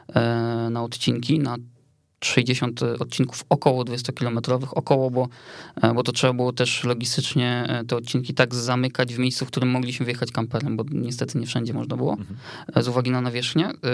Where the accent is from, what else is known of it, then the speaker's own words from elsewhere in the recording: Otwock, Masovian Voivodeship, Poland; ja pochodzę z Otwocka